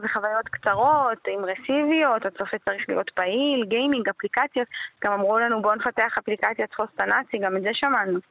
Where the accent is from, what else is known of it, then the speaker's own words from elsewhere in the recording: Hashmonaim, Israel; now in Modi'in Illit, Israel; אני גרתי בחשמונאים בתור נערה